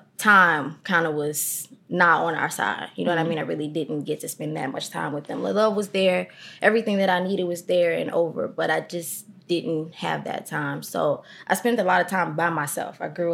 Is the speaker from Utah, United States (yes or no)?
no; Chicago, Illinois, United States; I am from Chicago, from the east side of Chicago. Not the avenues. I'm from South Shore.